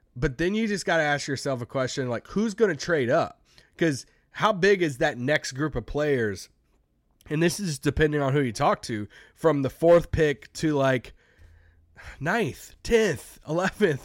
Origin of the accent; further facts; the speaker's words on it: United States; people call me out for being American